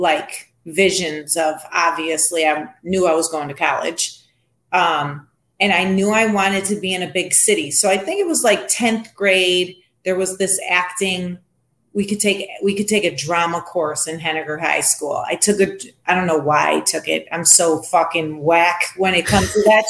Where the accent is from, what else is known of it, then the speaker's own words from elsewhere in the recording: Syracuse, New York, United States; one of my close friends that I grew up in Syracuse